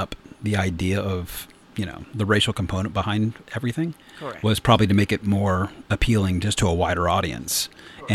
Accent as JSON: {"language": "English", "region": "the South", "country": "United States", "tie": "born or raised there", "said": "I grew up in the South as well"}